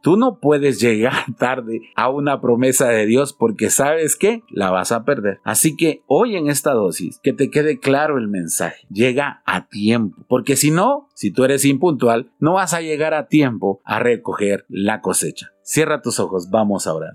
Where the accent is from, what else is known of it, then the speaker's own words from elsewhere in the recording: Guatemala; ¿cómo somos los chapines?